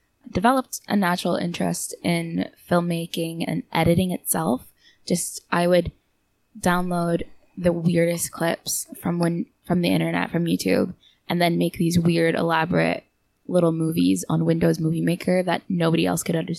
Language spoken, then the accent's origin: English; Canada; moved away as an adult; now in Seoul, South Korea; I'm originally from Canada, but I've been living here for about almost 3 years now